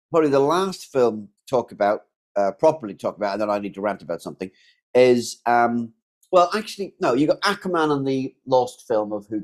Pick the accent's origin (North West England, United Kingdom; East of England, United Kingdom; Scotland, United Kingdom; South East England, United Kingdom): South East England, United Kingdom; because when we're not recording, I'm actually from Surrey.